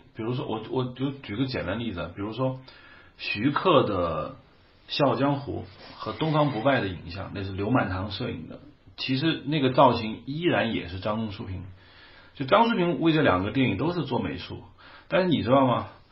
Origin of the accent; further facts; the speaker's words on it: China; 我们大陆这边